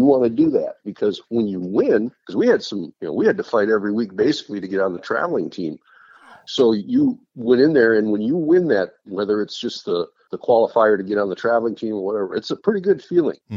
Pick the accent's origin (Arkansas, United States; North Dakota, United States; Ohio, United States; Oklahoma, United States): North Dakota, United States; New England; We had a boarding school in my hometown of New England, North Dakota.